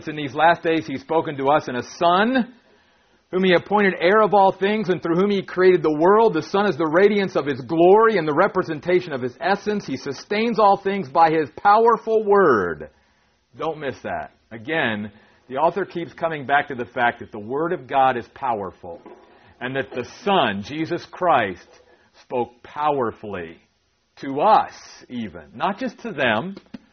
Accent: Maryland, United States; moved away; my wife and I grew up in Maryland, okay, on the East Coast

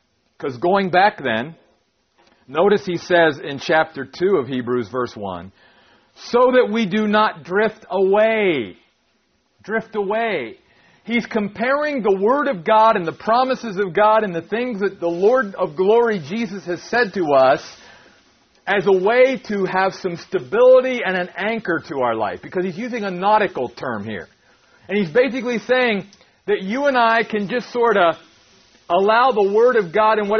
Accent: East Coast, United States; we grew up on the East Coast and we would go out there and we'd go to the Atlantic Ocean.

